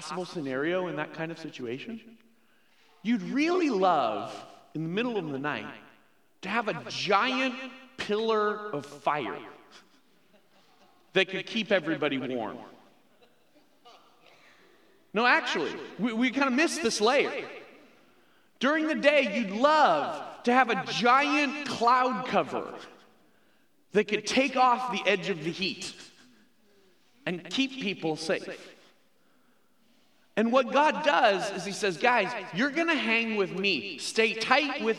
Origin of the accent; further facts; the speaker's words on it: Chicago, Illinois, United States; moved away as an adult; now in Phoenix, United States; I grew up in the Chicago area